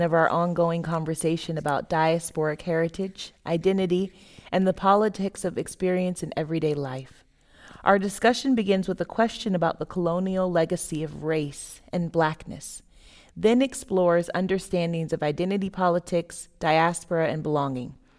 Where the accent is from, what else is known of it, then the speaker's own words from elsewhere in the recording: Florida, United States; moved away as an adult; also born or lived in Boston / Berlin / Scandinavia; Growing up in Florida, moving to Boston